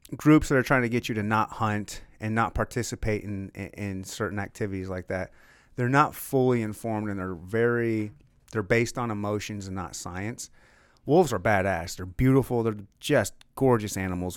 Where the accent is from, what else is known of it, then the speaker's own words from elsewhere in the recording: Michigan, United States; I'm from Michigan